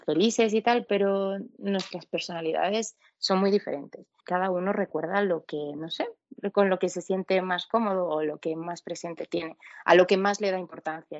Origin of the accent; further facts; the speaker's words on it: Venezuela; now in Spain; yo soy latina, yo me crié en el país de las telenovelas